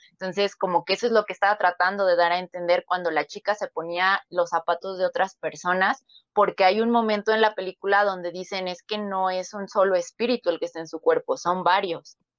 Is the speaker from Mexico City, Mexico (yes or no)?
yes; Mexico City, Mexico; yo soy de la Ciudad de México